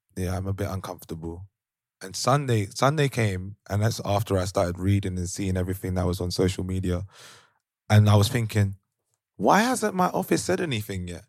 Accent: London, United Kingdom; moved away as an adult; now in Amsterdam, Netherlands; young black males growing up in London

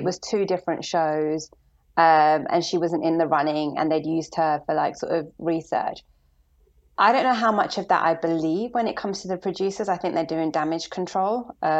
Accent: London, United Kingdom; Born and raised in London

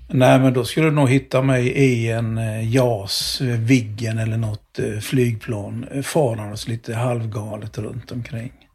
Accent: Jönköping, Jönköping County, Sweden; moved away; Jag körde sopor några sommar när jag bodde jag växte upp i Jönköping

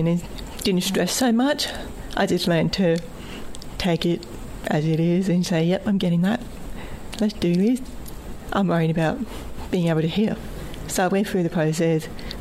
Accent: Bundaberg, Queensland, Australia; my hometown, Bundaberg. I was still at school

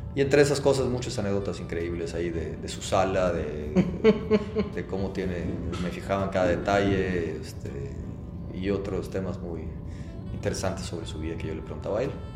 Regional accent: Mexico; nos afecta a los productores mexicanos

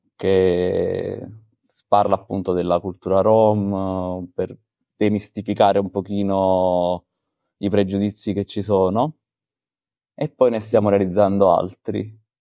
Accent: Caserta, Campania, Italy; sono di Caserta

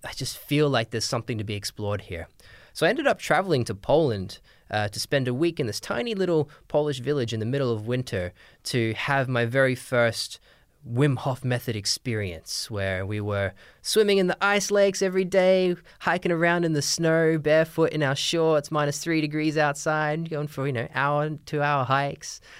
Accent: Australia; moved away; I'm from Australia originally, but my dad's English

